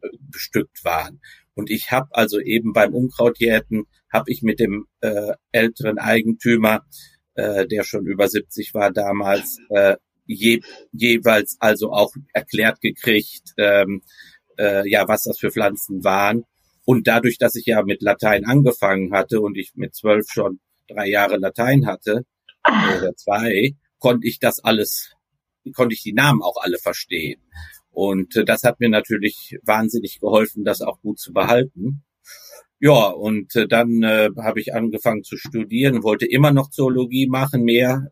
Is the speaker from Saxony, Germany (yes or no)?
no; Recklinghausen, North Rhine-Westphalia, Germany; now in Leiden, Netherlands; ik ben in uh, Recklinghausen opgegroeid